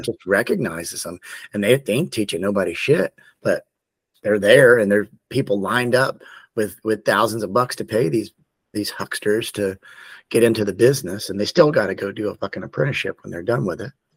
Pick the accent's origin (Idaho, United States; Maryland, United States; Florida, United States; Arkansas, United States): Florida, United States; Tallahassee; moved away; I'm originally from Tallahassee, Florida